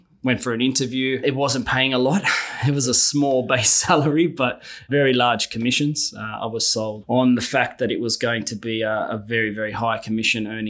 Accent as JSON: {"language": "English", "town": "Sydney", "region": "New South Wales", "country": "Australia", "tie": "born or raised there", "said": "Born and raised in Sydney, son of immigrant parents."}